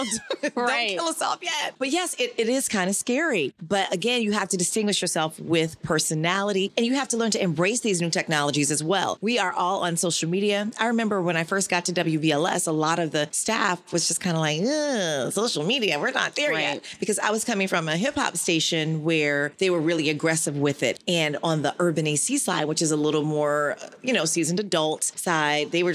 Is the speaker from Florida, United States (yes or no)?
yes; Florida, United States; I'm from Florida, so all my friends were at FSU or FAMU